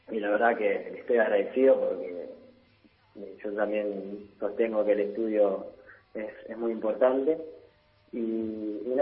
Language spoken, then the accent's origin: Spanish; Italy; seis años en Milán y un año en, en Roma. Eh, básicamente viví toda mi vida en Italia.